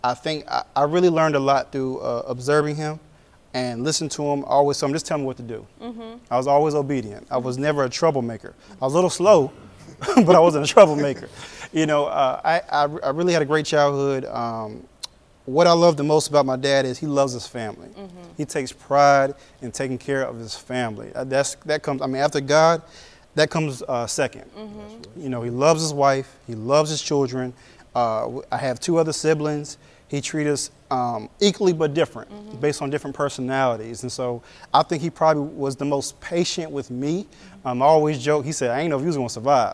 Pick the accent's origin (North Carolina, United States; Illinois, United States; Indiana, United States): North Carolina, United States; Raleigh; also born or lived in Sierra Vista, Arizona; I basically grew up here in the state of North Carolina in Raleigh